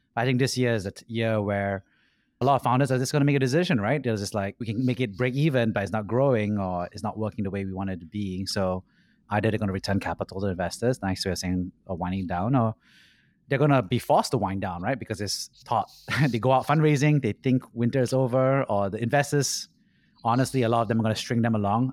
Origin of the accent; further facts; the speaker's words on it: Singapore; Growing up in Singapore